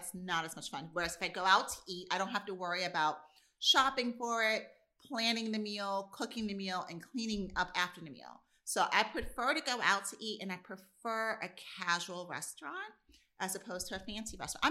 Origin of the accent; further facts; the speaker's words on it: New York City, New York, United States; my hometown growing up in New York City